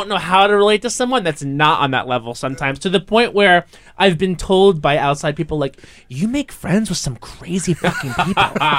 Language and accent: English; Long Island, New York, United States; I'm from Long Island